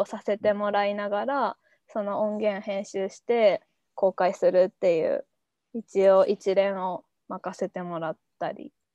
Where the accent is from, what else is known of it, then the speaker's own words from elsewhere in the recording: Kyoto, Japan; moved away as an adult; also born or lived in Akita / Tokyo; もともと京都出身やし、秋田の大学